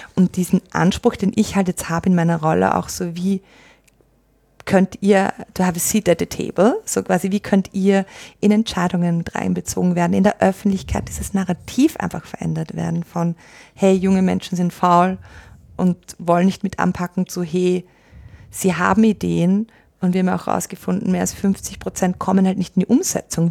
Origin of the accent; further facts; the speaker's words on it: Austria; also born or lived in Australia; gebürtige Australierin, aufgewachsen in Österreich. Das ist, wo ich herkomme